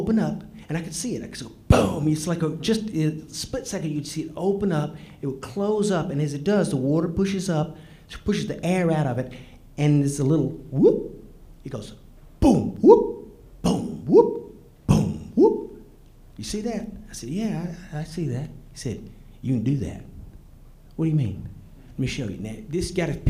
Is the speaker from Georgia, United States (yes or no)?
yes; Georgia, United States; I grew up in Georgia